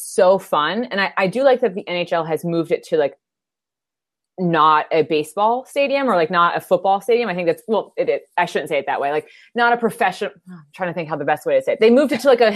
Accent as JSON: {"language": "English", "town": "Philadelphia", "region": "Pennsylvania", "country": "United States", "said": "I'm a Philly girl through and through"}